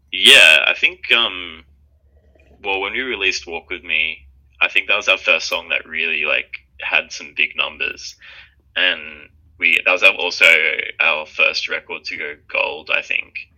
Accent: Sydney, New South Wales, Australia; We're twins from Sydney, Australia

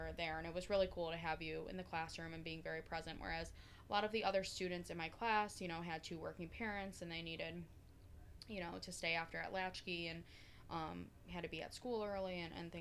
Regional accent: Oswego, New York, United States; my brother and I were raised in Oswego

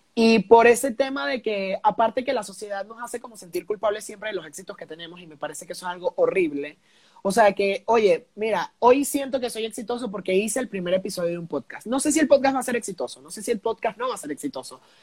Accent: Venezuela; now in Mexico; yo no soy de aquí, soy de Venezuela, llego a México

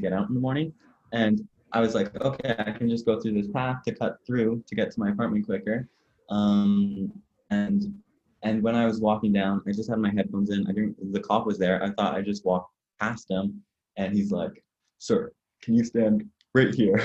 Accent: Ottawa, Ontario, Canada; also born or lived in London, Ontario; I'm in London, Ontario, Canada right now, oh. but I'm oh. from Ottawa, the capital

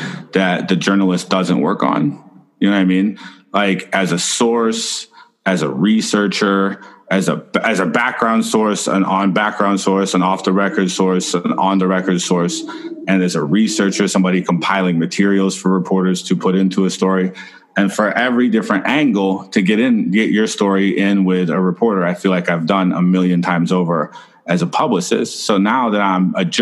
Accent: Missouri, United States; also born or lived in Chile; now in Washington, United States; I was born in Chile, raised in Missouri

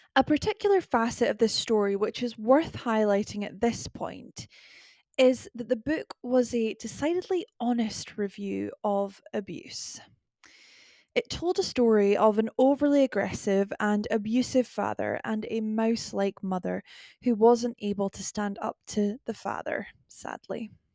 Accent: Scotland, United Kingdom; accent: Scottish

